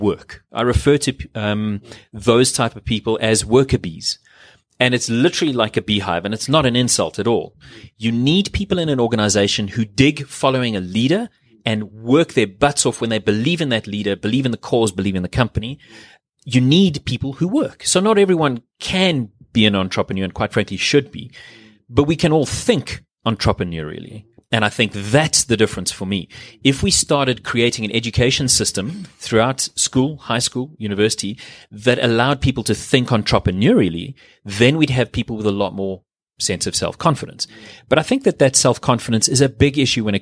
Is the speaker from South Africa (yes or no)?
yes; South Africa